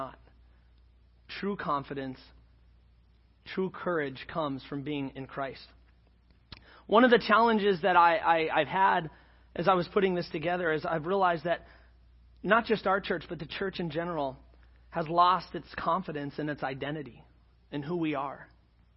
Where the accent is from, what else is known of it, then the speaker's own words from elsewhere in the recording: Scotland, United Kingdom; I'm Scottish